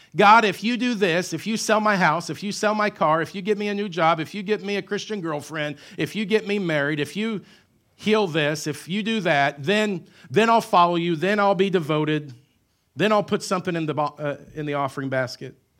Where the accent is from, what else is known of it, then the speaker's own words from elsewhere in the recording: Southern Illinois, United States; I grew up in Southern Illinois